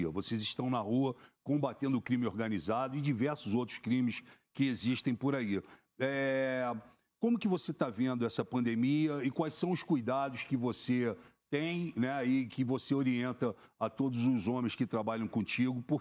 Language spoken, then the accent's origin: Portuguese; Rio de Janeiro, Brazil; now in São Paulo, Brazil; migrei é, para a cidade de São Paulo, para morar em São Paulo, eu que vim do Rio de Janeiro